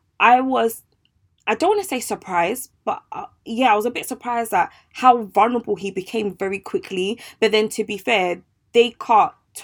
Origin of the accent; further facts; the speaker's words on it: Ghana; I'm Ghanaian